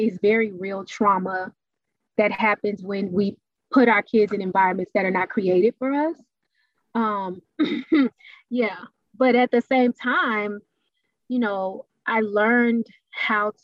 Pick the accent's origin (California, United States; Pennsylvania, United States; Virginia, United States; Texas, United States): Texas, United States; Dallas; I was born and raised in Dallas